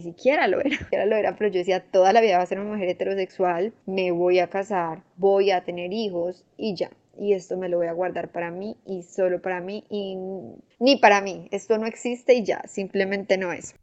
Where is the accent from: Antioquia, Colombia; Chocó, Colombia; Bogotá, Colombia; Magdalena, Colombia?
Antioquia, Colombia; Medellín; yo soy de Medellín